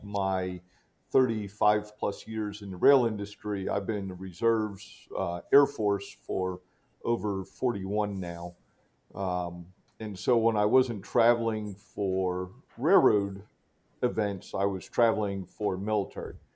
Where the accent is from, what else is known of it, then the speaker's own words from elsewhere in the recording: Philadelphia, Pennsylvania, United States; grew up in the suburbs right off the northeast corner of the city